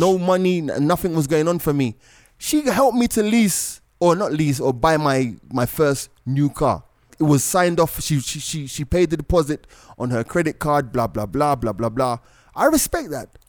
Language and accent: English; Jamaica; also born or lived in London; now in Kenya; I was born in London. I grew up in Jamaica